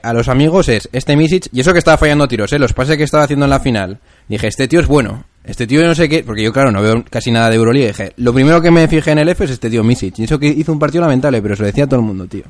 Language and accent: Spanish; Logroño, La Rioja, Spain; somos de Logroño.